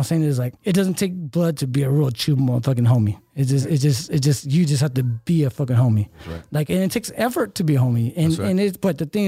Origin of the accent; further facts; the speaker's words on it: Fremont, California, United States; also born or lived in Hayward, California / Union City, California / Empire, California; then kind of moved to in Fremont